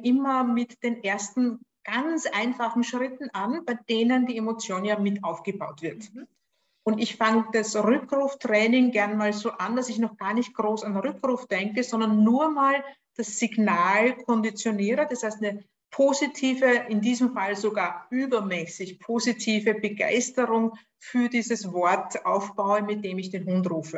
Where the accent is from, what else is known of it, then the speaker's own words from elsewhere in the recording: Austria; accent: Austrian; Lebe in Österreich, was fürs Online-Training egal ist, außer dass man es an meinem Akzent vielleicht hört